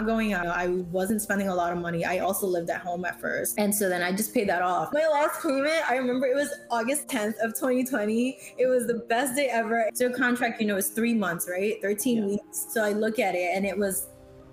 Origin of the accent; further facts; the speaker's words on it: New York, United States; I grew up in New York.